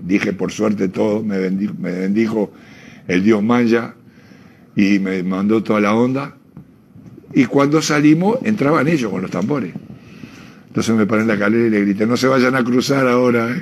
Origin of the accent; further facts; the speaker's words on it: Uruguay; yo soy socio de Peñarol de antes de ser uruguayo